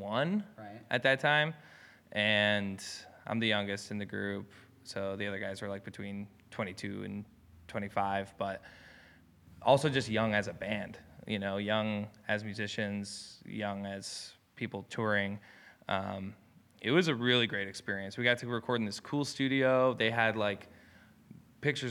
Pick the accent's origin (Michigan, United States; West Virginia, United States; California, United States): Michigan, United States; Ann Arbor; I'm from Ann Arbor, Michigan